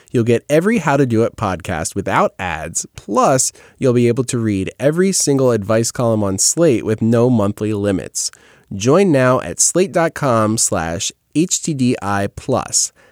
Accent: New York, United States; Sorry, I'm from New York.

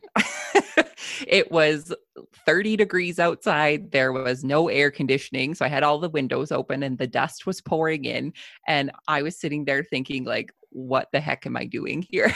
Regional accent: Southern Alberta, Canada; I am a farmer from Southern Alberta, Canada.

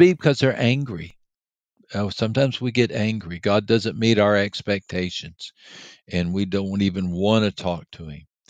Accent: Texas, United States; I was from Texas

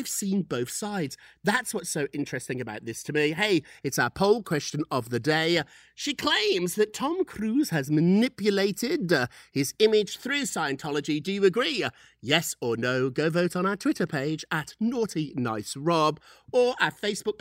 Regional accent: United Kingdom; I'm British

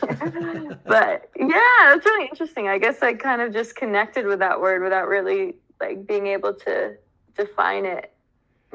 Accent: United States; I was born in America

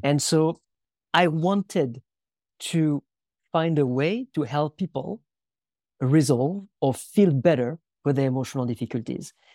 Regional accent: France; moved away; also born or lived in United States; I was born in France in nineteen eighty in a very, very small village where about sixty people in the middle of the woods

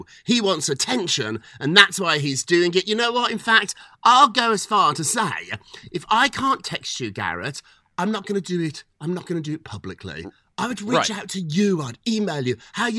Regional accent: United Kingdom; as a Brit myself, I can tell you the NBA is very foreign to English people, to British people. We don't have anything like this in Britain.

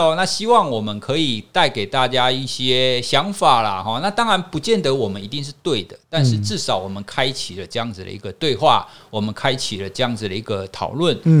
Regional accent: Taiwan; 其实我们从性别平权这个角度来看，我们台湾人民应该还蛮有信心的啊。

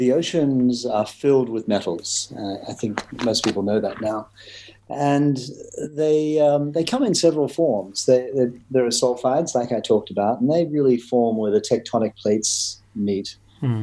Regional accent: Queensland, Australia; moved away as an adult; also born or lived in London; I'm Australian. Grew up on a dairy farm in Queensland

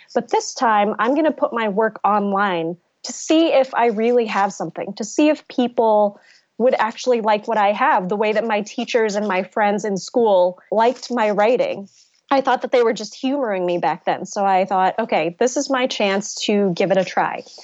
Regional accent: United States; I am Vietnamese American, I grew up in an immigrant family

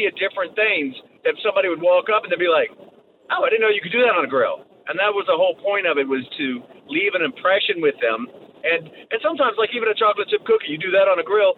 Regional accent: New Jersey, United States; moved away; I'm originally from New Jersey

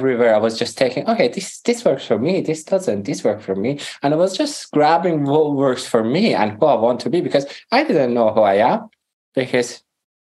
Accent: Iran; first language Persian; English is a second language; moved away as an adult; also born or lived in Greece / Europe; we're back to Iran when I was 8. I couldn't speak Farsi, which is my mother language. So I started to learn Farsi again and grew up in Iran.

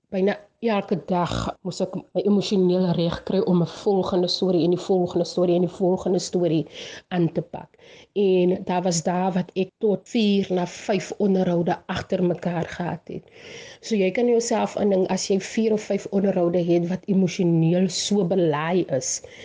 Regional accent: Bonnievale, Western Cape, South Africa; accent: Bonnievale brei; moved away as an adult; Ek is van Bonnievale, 'n plattelandse dorpie in die Wes-Kaap

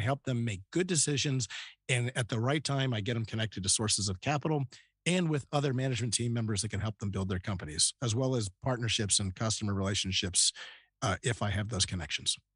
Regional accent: Northern Virginia, United States; moved away as an adult; also born or lived in Youngstown, Ohio / Columbus, Ohio / Philadelphia suburbs / Indiana; now in Austin, United States; Northern Virginia was where I grew up from first grade on.

